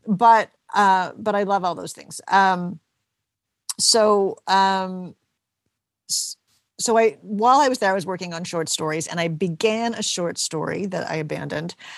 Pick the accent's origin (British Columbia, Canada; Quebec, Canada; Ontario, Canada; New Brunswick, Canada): Ontario, Canada; Toronto; now in St. John's, Canada; I'm from Toronto